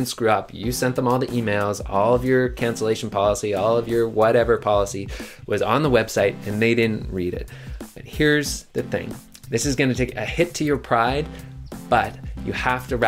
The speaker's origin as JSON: {"language": "English", "town": "Halifax", "region": "Nova Scotia", "country": "Canada", "tie": "born or raised there", "said": "I was born in Halifax, Nova Scotia"}